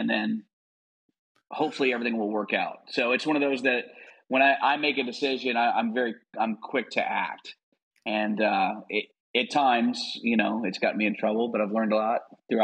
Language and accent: English; just north of New Orleans, Louisiana, United States; moved away as an adult; now in Alpharetta, United States; I grew up in Louisiana, just north of New Orleans.